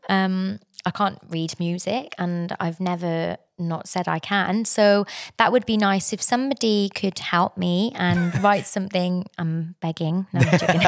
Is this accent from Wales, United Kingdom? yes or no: yes; South Wales, United Kingdom; moved away as an adult; now in New South Wales, Australia; originally I'm from South Wales. Um, in Wales